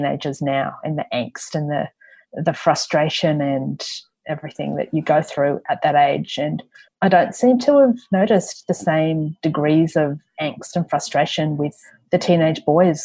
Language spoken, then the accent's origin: English; Gosford, New South Wales, Australia; I grew up on the Central Coast in Gosford